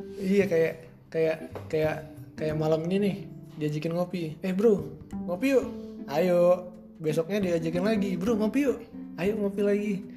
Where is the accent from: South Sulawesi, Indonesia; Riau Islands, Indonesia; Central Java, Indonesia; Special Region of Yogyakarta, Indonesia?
Riau Islands, Indonesia; Tanjung Pinang; gue itu asalnya dari Tanjung Pinang